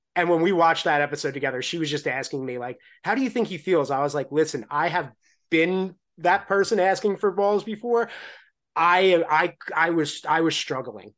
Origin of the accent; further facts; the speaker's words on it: Long Island, New York, United States; I grew up on Long Island